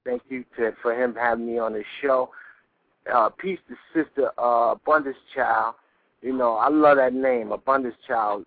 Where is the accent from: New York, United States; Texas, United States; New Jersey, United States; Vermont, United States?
New York, United States; also born or lived in Chicago; I'm from New York